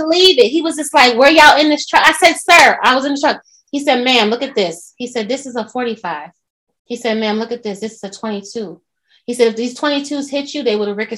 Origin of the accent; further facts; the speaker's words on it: New York, United States; now in Atlanta, United States; I'm a New Yorker.